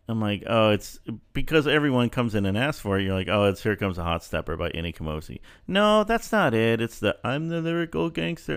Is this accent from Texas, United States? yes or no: yes; El Paso, Texas, United States; moved away; I grew up in El Paso